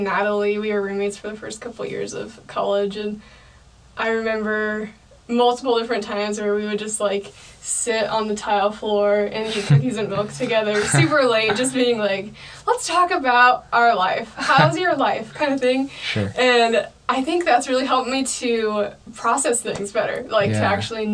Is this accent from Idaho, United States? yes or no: yes; Emmett, Idaho, United States; now in Boise, United States; growing up in Emmett, you come into Boise